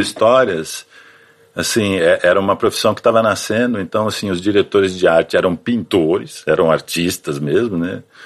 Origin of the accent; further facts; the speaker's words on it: São José dos Campos, São Paulo, Brazil; moved away as an adult; now in São Paulo, Brazil; Eu sou de São José dos Campos, no interior de São Paulo. E aí vim para São Paulo quando entrei na faculdade, né? Até então morava lá